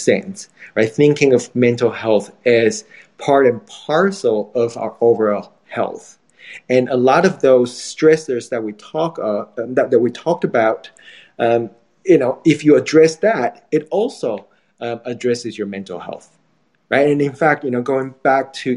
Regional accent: Taiwan; moved away; I'm from Taiwan

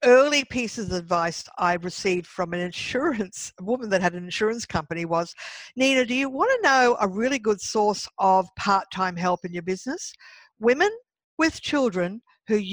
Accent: Brisbane, Queensland, Australia; moved away as an adult; also born or lived in Sydney; Last year, I did a big move from Sydney to my home state of Brisbane, of Queensland, and the city of Brisbane.

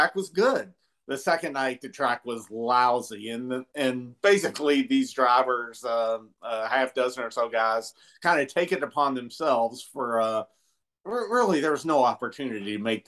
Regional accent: Louisville, Kentucky, United States; where I grew up in Louisville, Kentucky

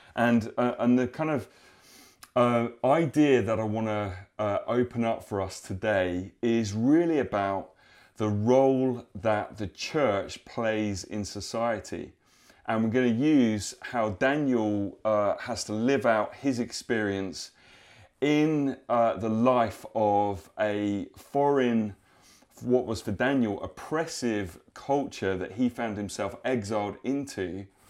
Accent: United Kingdom; us as upstanding British people

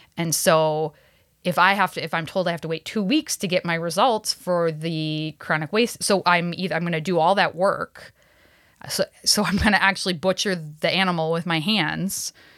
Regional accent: Cass Lake, Minnesota, United States; growing up, uh, an Ojibwe person on the reservation up north, uh, I'm, I'm from Leech Lake, uh, Cass Lake area

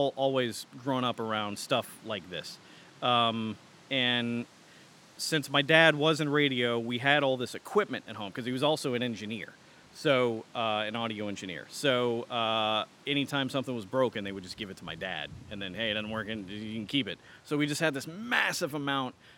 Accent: Garland, Texas, United States; I grew up around here. I grew up in Garland

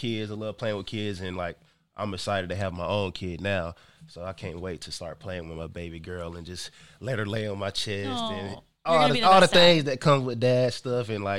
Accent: Gainesville, Georgia, United States; I grew up in Gainesville, Georgia.

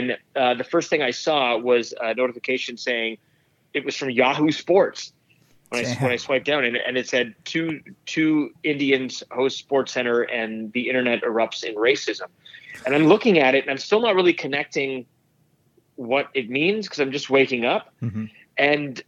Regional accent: Toronto, Ontario, Canada; growing up in Toronto

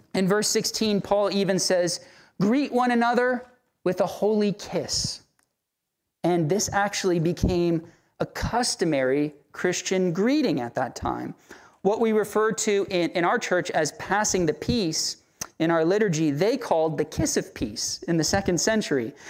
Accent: Central Florida, United States; now in Tallahassee, United States; in the city I was brought up in Central Florida, there's a high Puerto Rican population

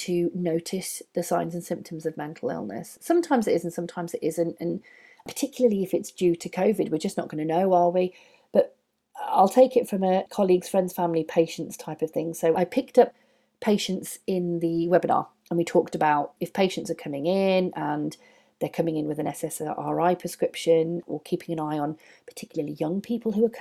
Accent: United Kingdom; we're British

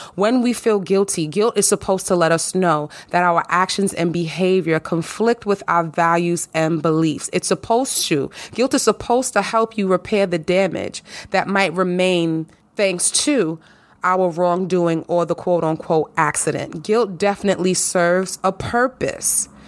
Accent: New York, United States; I'm a New Yorker, honey. You already know. New York in the house, New York, born and raised.

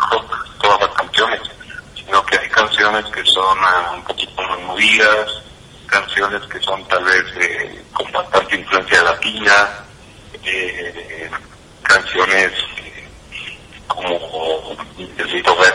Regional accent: Guatemala; como guatemalteco

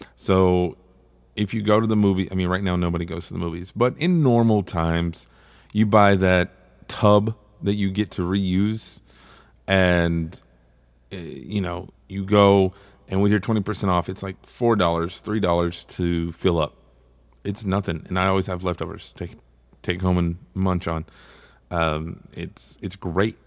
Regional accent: Texas, United States; I'm from Texas

